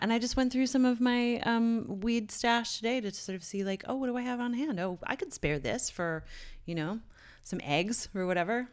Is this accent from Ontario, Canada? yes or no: no; Newfoundland and Labrador, Canada; moved away; my hometown in Newfoundland